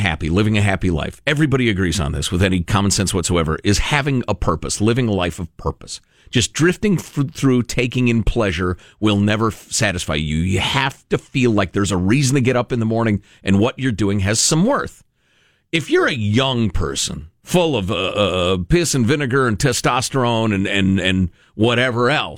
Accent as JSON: {"language": "English", "country": "Italy", "tie": "born or raised there", "said": "I was born in Italy"}